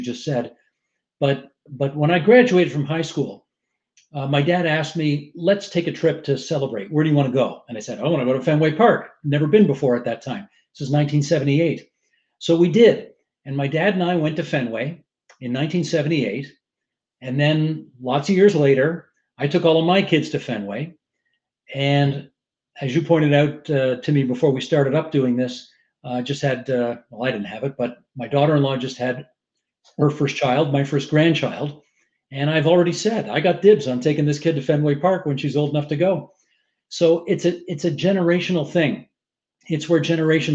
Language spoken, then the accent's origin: English; Hamilton, Ontario, Canada; I'm from Hamilton, so it's a long drive